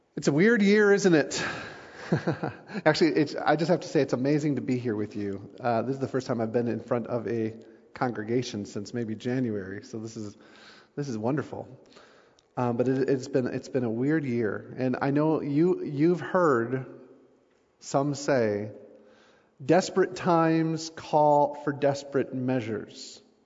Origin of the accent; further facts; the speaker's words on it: United States; I'm from the States